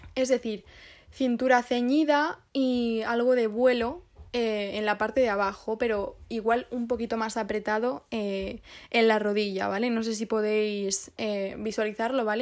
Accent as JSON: {"language": "Spanish", "area": "Guadalajara", "region": "Castilla-La Mancha", "country": "Spain", "moved": "yes", "lives_now": "Madrid, Spain", "said": "ahora estoy en Guadalajara. en mi pueblo"}